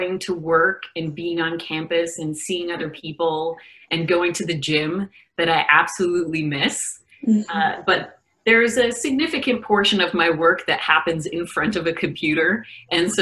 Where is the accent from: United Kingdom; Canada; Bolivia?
Canada; Toronto, Ontario; moved away as an adult; also born or lived in San Francisco, United States / California, United States; now in New Zealand; I'm a Canadian and so was born and raised in Toronto